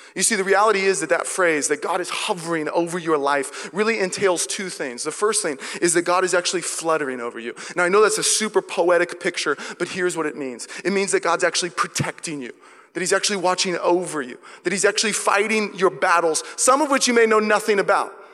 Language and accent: English; Seattle, Washington, United States; now in Walnut Creek, United States; I'm from Seattle